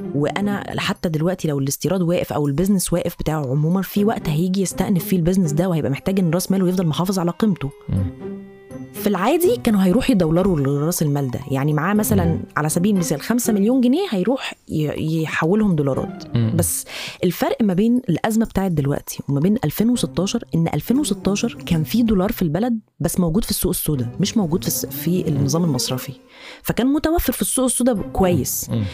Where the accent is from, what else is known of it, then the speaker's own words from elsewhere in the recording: Egypt; عندنا في مصر